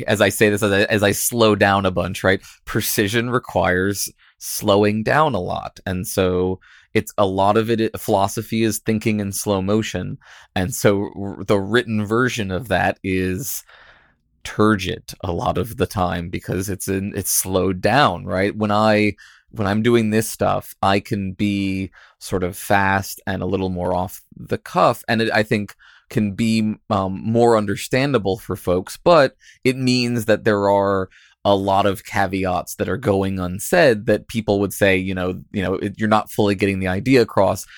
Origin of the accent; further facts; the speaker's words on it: Virginia, United States; I grew up in Virginia